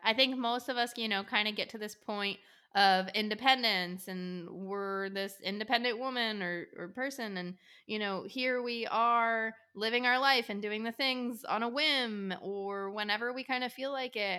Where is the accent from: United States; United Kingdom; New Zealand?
United States; outside Trenton, New Jersey; also born or lived in Pennsylvania; now in South Carolina, United States; grew up a little bit outside of Trenton, New Jersey.